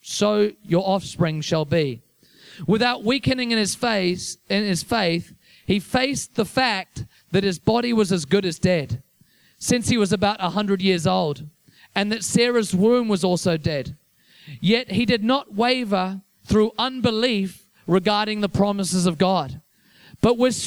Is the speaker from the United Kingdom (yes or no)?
yes; Liverpool, North West England, United Kingdom; also born or lived in Whanganui, New Zealand; now in Wellington, New Zealand; I'm from England originally, so I grew up in Liverpool